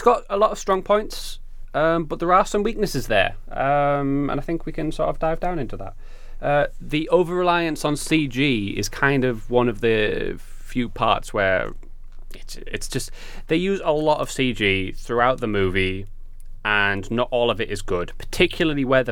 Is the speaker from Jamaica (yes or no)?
no; United Kingdom; I'm from Britain